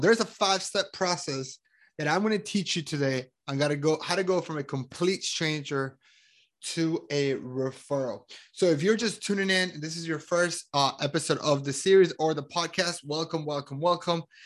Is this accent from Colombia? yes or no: yes; Colombia; I am from Colombia. I'm super proud of me being Colombian